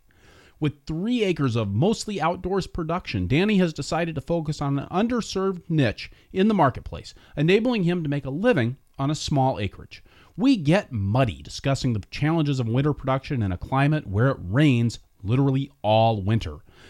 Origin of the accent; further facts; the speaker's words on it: Pacific Northwest, United States; I really got a lot out of this, and I don't think it's just because I'm from the Pacific Northwest.